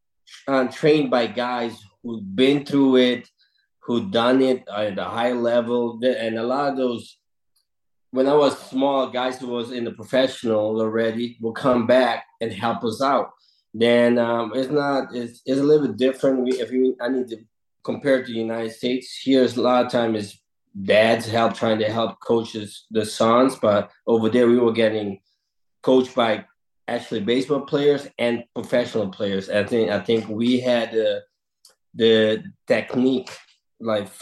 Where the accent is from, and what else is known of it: Curaçao; born or raised there